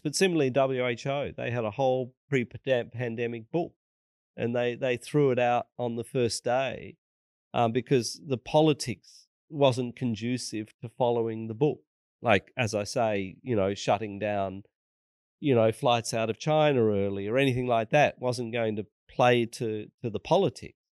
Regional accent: Australia; as an Australian

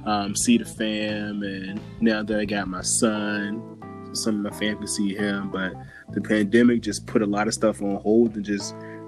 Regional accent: Virginia, United States; moved away; I miss Virginia on some real shit, man. Like, the having four seasons and like growing up there, I just hated it there because it was all I knew.

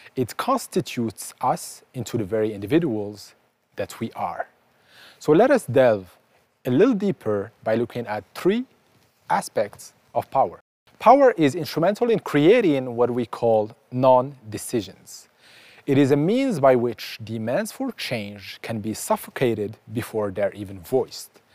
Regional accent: Casablanca, Casablanca-Settat, Morocco; I was born in Casablanca, Morocco

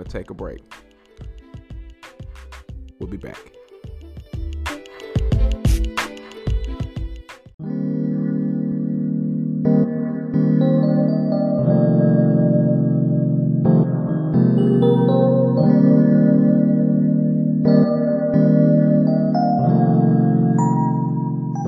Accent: Greensboro, North Carolina, United States; my hometown of Greensboro

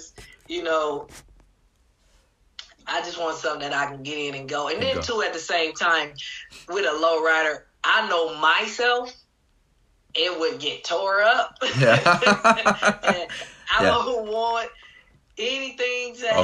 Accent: Los Angeles, California, United States; I was born and raised in Watts

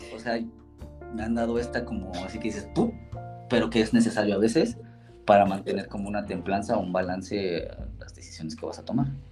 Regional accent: Mexico City, Mexico; moved away as an adult; also born or lived in Chicago, United States; now in Innsbruck, Austria; soy chilangote, soy de la costada Madero, soy barrio

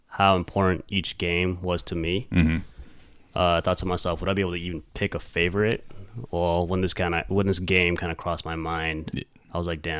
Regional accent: California, United States; we're both from California

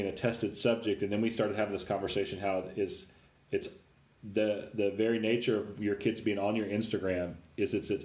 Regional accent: Nashville, Tennessee, United States; I grew up in Nashville

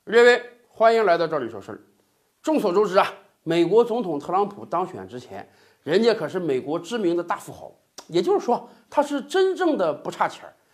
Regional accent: Northeast China, China; accent: Northeastern (Dongbei) dialect; 用咱们东北话讲

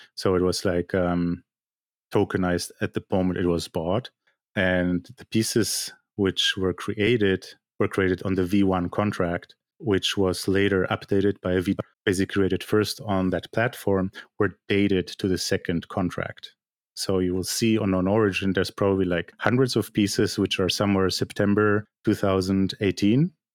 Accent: Germany; moved away as an adult; also born or lived in Poland; now in Canada; I'm basically a Polish-born artist who grew up in Germany, lives in Canada

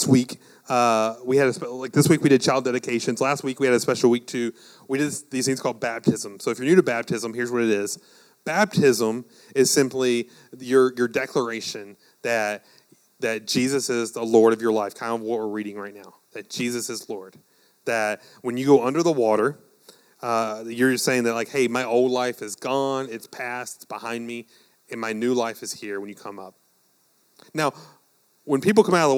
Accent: United States; as like American Christians

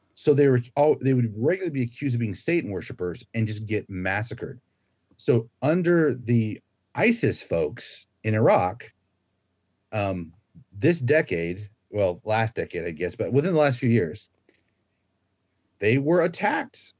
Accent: Florida, United States; moved away as an adult; now in Australia; So my home state is Florida

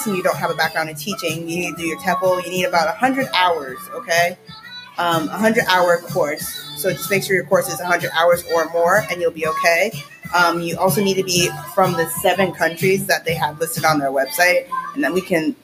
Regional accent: Florida, United States; moved away as an adult; now in South Korea; I'm from Florida

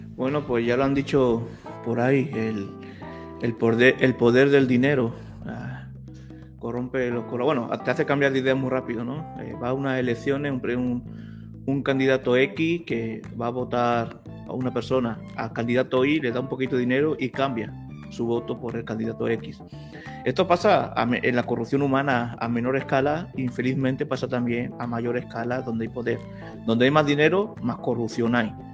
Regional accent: Spain; como española

